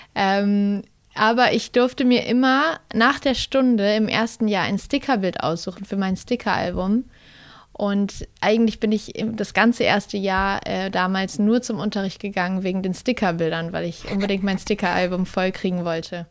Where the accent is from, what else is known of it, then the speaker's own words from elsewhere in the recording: Kassel, Hesse, Germany; now in Berlin, Germany; Kassel ist einfach da, wo ich aufgewachsen bin und Berlin ähm, da, wo ich jetzt gerade lebe